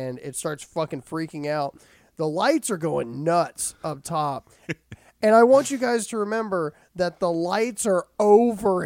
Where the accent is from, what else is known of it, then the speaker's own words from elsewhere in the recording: Winston-Salem, North Carolina, United States; we're from Winston-Salem